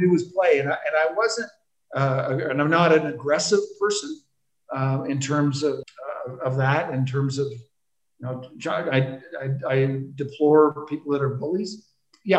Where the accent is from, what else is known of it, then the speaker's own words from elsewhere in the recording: Toronto, Ontario, Canada; also born or lived in Newark, New Jersey; I grew up in Toronto. I was born in Newark, New Jersey.